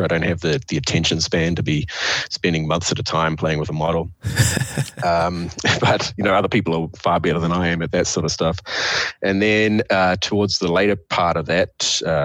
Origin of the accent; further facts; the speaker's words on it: New Zealand; moved away as an adult; also born or lived in Amsterdam, Netherlands / Germany; now in Laramie, United States; I was born and raised in New Zealand and spent my my youth there, grew up on a beach in a small rural setting in one of the poorest parts of the country